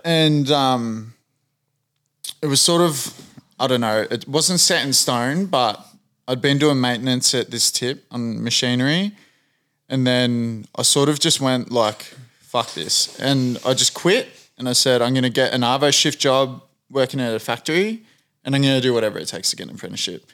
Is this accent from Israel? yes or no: no; Australia; a white Australian